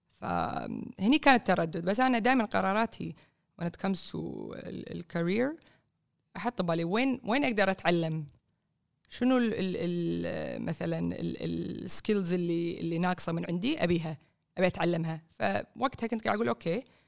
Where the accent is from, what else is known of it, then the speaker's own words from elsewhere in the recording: Kuwait; also born or lived in New York; انا كويتيه